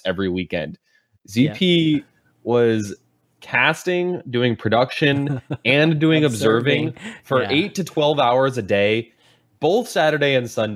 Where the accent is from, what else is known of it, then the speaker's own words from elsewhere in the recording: United States; as an American